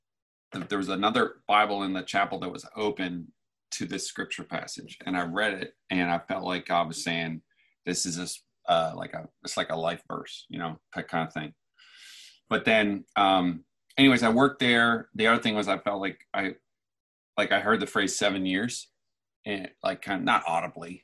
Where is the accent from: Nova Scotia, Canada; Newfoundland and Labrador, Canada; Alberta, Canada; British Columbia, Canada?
Newfoundland and Labrador, Canada; now in Phoenix, United States; I grew up in Newfoundland, Canada. 25 years ago this year, I moved to Arizona, Phoenix